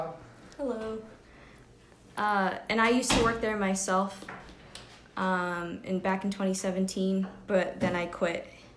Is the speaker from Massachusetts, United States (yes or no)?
no; Newport, Rhode Island, United States; I'm from Newport, Rhode Island.